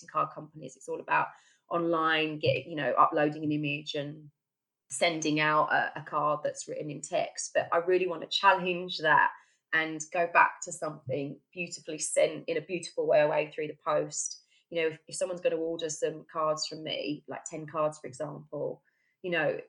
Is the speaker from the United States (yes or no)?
no; Essex, East of England, United Kingdom; moved away as an adult; now in Stockport, United Kingdom; I'm from Essex, actually